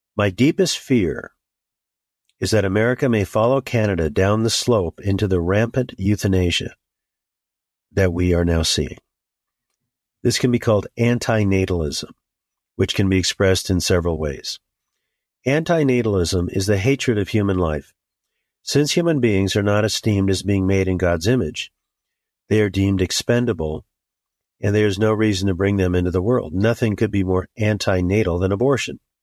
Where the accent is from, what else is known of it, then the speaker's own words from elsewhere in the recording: United States; As an American Christian, I have a riot of concerns for my country.